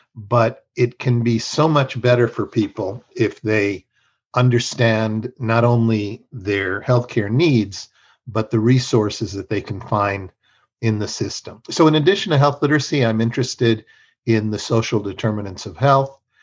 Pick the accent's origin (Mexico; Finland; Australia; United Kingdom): Mexico; now in United States; I am bilingual and bicultural. I was raised in Mexico